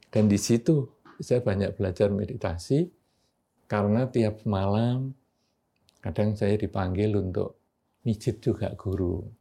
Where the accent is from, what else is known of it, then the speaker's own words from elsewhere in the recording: Yogyakarta, Special Region of Yogyakarta, Indonesia; rumah saya itu di daerah Pasar Keranggan, Tugu.